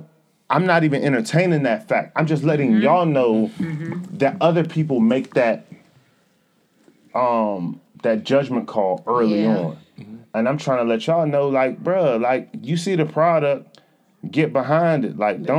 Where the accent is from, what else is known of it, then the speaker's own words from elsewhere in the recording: Atlanta, Georgia, United States; I grew up in Atlanta.